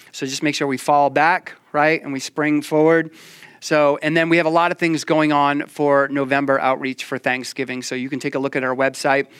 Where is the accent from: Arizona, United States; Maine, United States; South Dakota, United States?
Maine, United States